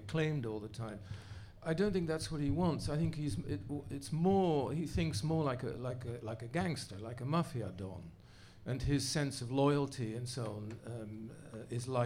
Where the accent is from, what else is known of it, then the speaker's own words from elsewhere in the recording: Netherlands; now in United States; I grew up in the Netherlands, first post-war generation